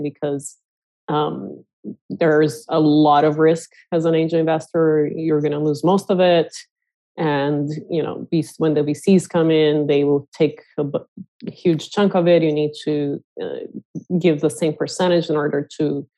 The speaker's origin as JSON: {"language": "English", "country": "Brazil", "tie": "born or raised there", "also_born_or_lived": "Silicon Valley", "moved": "as an adult", "lives_now": "United States", "said": "I'm originally from Brazil and was born and raised in a small ranch in a small town, and I was blessed enough to come here when I was 18"}